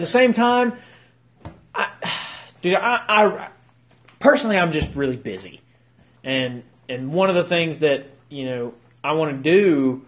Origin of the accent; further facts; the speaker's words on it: United States; we are from Page County